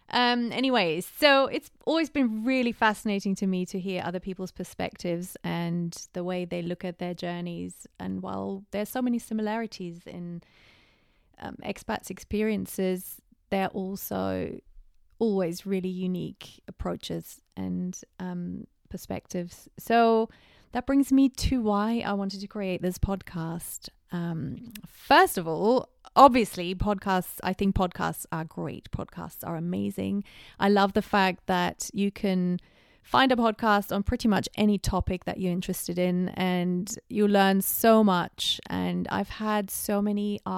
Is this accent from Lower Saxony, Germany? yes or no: no; Bavaria, Germany; moved away as an adult; now in United Kingdom; As I said, I was born in Germany, in Bavaria, just outside of Munich. And that's where I lived until my early 20s when I decided to go to England to pursue a master's degree.